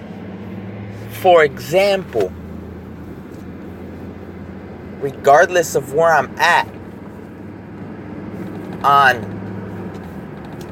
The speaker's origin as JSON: {"language": "English", "country": "United States", "said": "being an American citizen"}